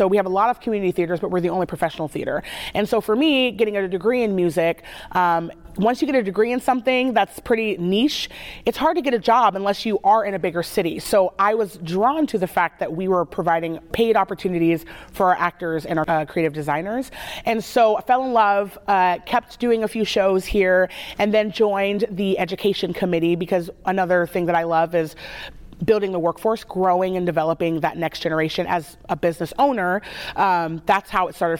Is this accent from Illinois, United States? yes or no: no; Salem, Oregon, United States; I grew up here in Salem